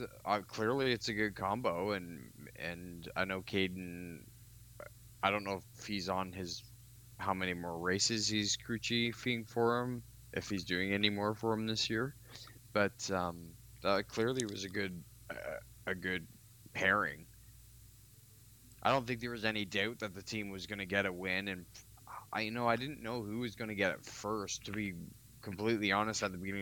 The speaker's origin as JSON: {"language": "English", "region": "England", "country": "United Kingdom", "said": "I'm English."}